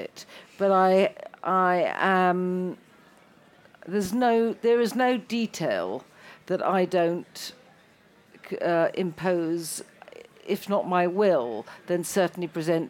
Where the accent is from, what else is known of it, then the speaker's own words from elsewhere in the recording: London, United Kingdom; also born or lived in Italy; I'm a Londoner, therefore that's what I come from, a cosmopolitan melting pot